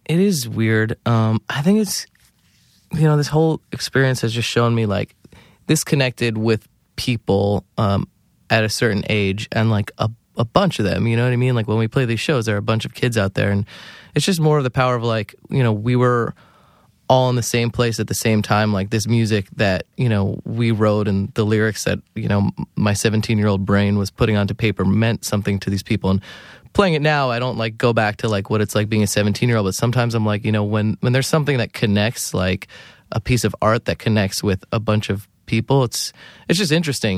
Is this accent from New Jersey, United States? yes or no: yes; New Jersey, United States; growing up in New Jersey